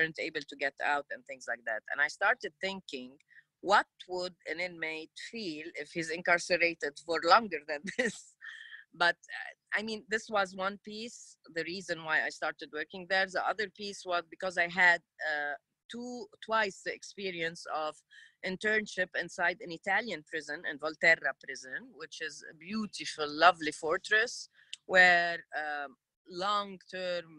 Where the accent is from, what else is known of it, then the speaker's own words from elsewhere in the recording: Lebanon; also born or lived in United States; I'm from Lebanon, Middle East